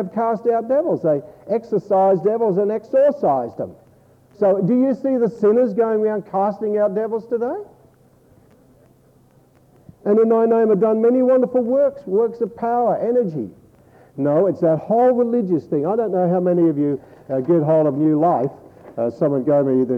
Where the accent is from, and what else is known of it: Australia